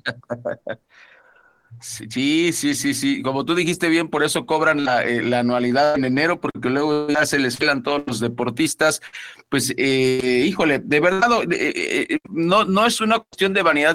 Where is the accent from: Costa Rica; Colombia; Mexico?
Mexico